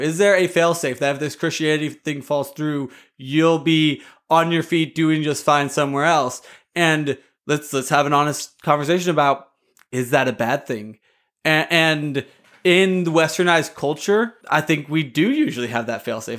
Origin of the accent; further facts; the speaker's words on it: United States; I oftentimes over overemphasize myself as an American.